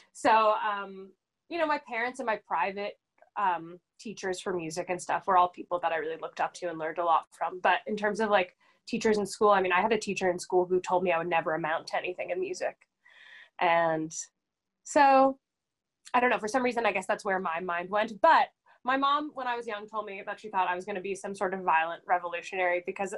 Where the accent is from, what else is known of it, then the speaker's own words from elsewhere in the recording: Los Angeles, California, United States; Hollywood, baby.